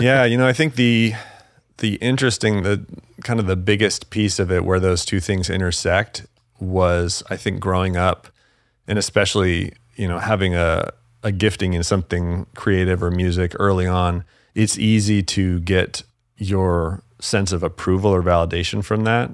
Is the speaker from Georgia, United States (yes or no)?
no; Salt Lake City, Utah, United States; also born or lived in Los Angeles; now in Tennessee, United States; I grew up in Salt Lake City, Utah